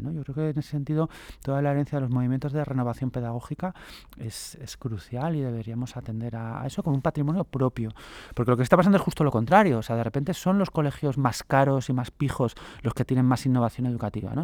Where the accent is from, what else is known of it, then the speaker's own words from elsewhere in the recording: Asturias, Spain; now in Madrid, Spain; yo, soy asturiano